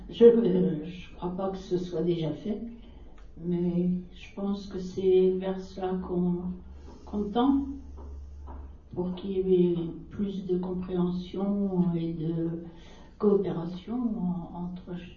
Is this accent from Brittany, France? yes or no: yes; Brittany, France; je me sens dans ma province de naissance, moi. Quand on me parle, je suis bretonne.